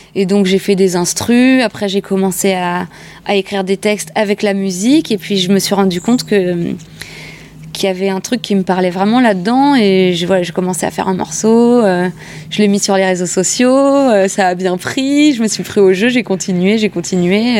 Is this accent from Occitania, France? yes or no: no; Montreuil, Île-de-France, France; also born or lived in Les Lilas; je suis née ici. Euh, enfin, je suis née au Lila, euh, mais ça reste le 93, ça reste l'Est parisien. et, euh, et puis j'ai grandi, j'ai fait vraiment maternelle, primaire